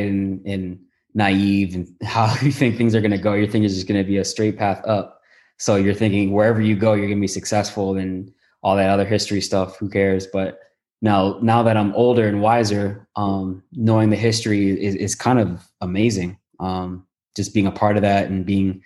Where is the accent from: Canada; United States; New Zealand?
Canada; Toronto, Ontario; moved away as an adult; also born or lived in Southern California; I'm a guy from Toronto